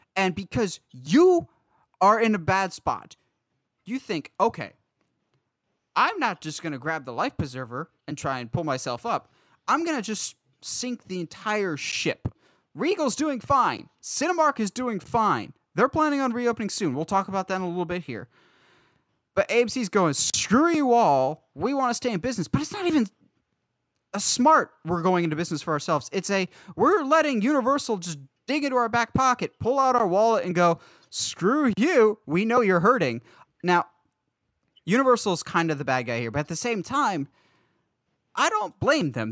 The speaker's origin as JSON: {"language": "English", "town": "Philadelphia", "region": "Pennsylvania", "country": "United States", "tie": "born or raised there", "moved": "yes"}